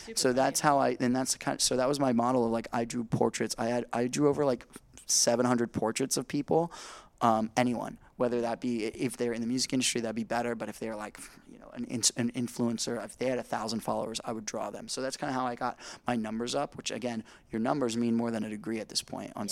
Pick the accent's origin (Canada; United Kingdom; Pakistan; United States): United States; Indiana; I'm from Indiana